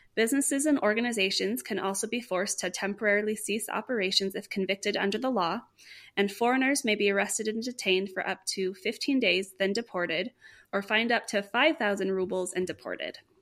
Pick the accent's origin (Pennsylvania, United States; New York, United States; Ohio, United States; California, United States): California, United States; I am from California